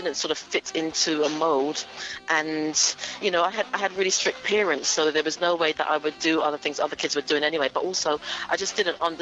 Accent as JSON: {"language": "English", "region": "London", "country": "United Kingdom", "tie": "born or raised there", "said": "I grew up in Willesden, North London, Northwest London."}